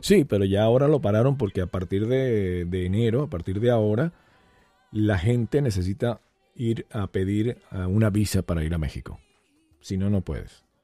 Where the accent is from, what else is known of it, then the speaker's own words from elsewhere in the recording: Venezuela; moved away; muchos venezolanos que salimos por supuesto, de Venezuela y añoramos algún día regresar